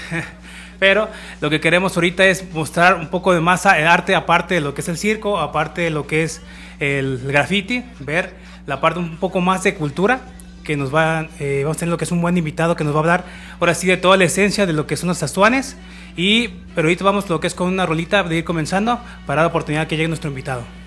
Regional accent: Michoacán, Mexico; moved away; also born or lived in Zapopan, Jalisco / Tonalá, Jalisco; yo soy de Michoacán y allá también están los viejitos

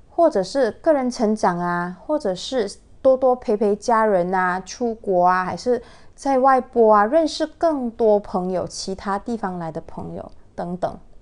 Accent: Malaysia; 他本身呢是我家乡的人，就是双溪大连人

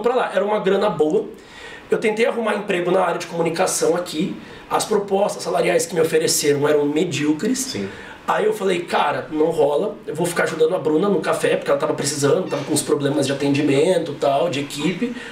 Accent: Mogi das Cruzes, São Paulo, Brazil; moved away as an adult; also born or lived in Bauru; eu sou de Mogi das Cruzes.

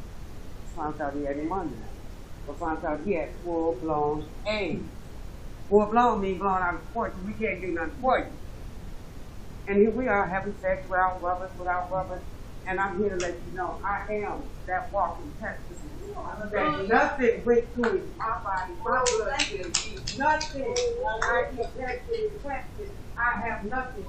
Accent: Texas, United States; I was raised in Texas too

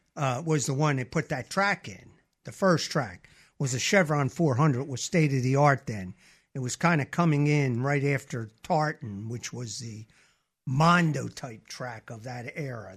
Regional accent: Camden, New Jersey, United States; moved away as an adult; now in Mobile, Alabama, United States; I'm from Philadelphia area, Camden, New Jersey, Woodrow Wilson High School.

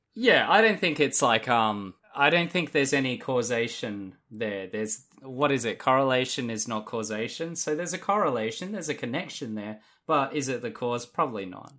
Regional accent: Australia

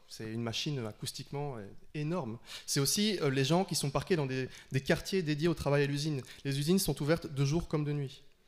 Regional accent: Liège, Wallonia, Belgium; now in Brussels, Belgium; je viens de Liège, c'est pas euh, le fin fond de la campagne

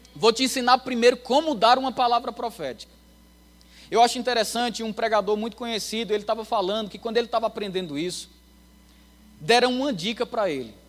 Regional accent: Campina Grande, Paraíba, Brazil; moved away as an adult; now in Anápolis, Brazil; de onde eu venho, de Campina Grande

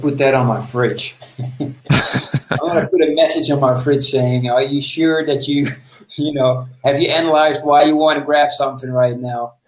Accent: Netherlands; I'm from the Netherlands

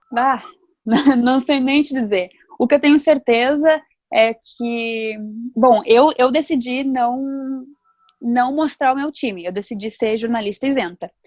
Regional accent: Novo Hamburgo, Rio Grande do Sul, Brazil; eu sou de Novo Hamburgo

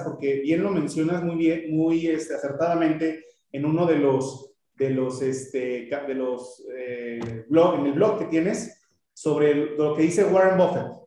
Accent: Mexico; como mexicanos

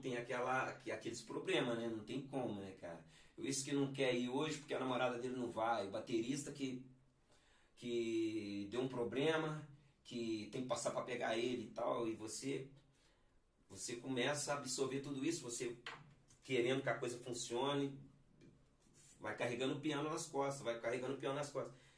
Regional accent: Belo Horizonte, Minas Gerais, Brazil; moved away as an adult; sou natural de, de Minas Gerais, né? especificamente de Belo Horizonte

